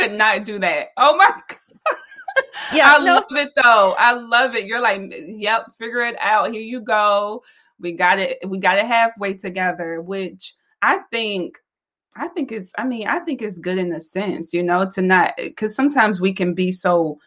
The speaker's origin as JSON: {"language": "English", "region": "the South", "country": "United States", "said": "I am from the South. So I'm a Southern girl"}